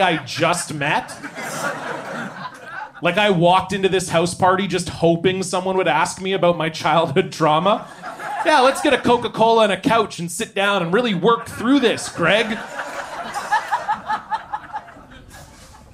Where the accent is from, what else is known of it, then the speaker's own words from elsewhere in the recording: Ontario, Canada; moved away; I'm from Ontario originally